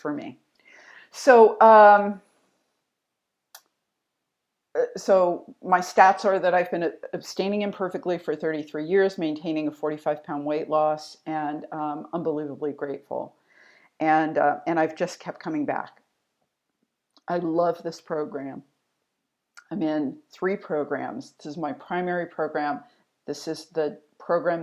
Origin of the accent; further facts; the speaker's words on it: DC suburbs, Maryland, United States; I grew up in Maryland in the DC suburbs